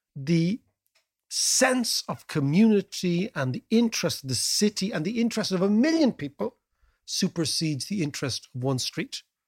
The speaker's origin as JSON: {"language": "English", "town": "Dublin", "region": "Leinster", "country": "Ireland", "said": "we're from Dublin"}